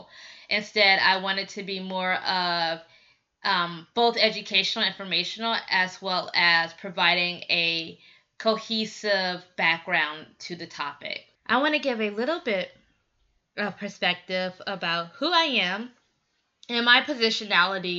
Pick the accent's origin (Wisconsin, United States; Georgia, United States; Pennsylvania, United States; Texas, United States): Georgia, United States; Decatur; Originally, I'm from Atlanta, Georgia, or right outside of it, Decatur, where it's greater. It's a predominantly African American community. Growing up, we were the second wealthiest Black community in America